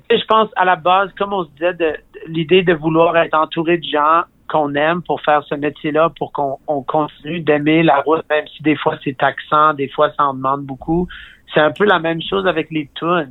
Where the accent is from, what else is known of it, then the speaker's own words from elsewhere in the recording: Regina, Saskatchewan, Canada; j'ai grandi à Regina